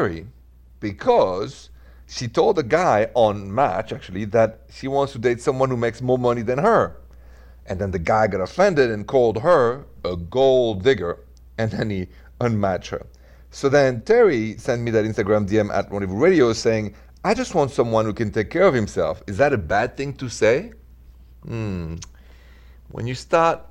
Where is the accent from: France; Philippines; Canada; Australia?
France; also born or lived in Midwest, United States; now in United States; I'm from France, not Italy, but I'm a huge fan of Italy and Italians, and I'm in the Midwest